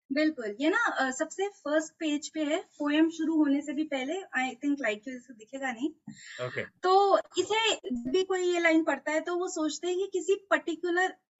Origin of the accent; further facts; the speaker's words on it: Delhi, India; मैं दिल्ली से हूँ